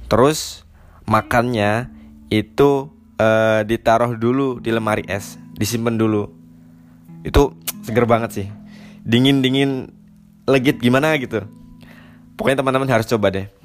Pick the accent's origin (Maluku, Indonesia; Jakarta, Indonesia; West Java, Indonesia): West Java, Indonesia; Indramayu; aku sendiri sebagai warga Indramayu bangga menjadi bagian dari Indramayu